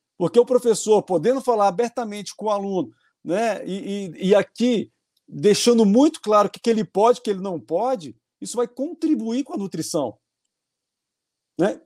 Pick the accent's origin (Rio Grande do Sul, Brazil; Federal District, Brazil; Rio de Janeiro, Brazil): Federal District, Brazil; Brasília; eu sou de Brasília